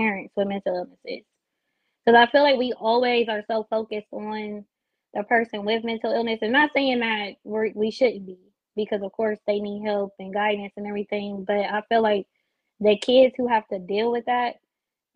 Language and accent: English; Columbus, Ohio, United States; I'm from Columbus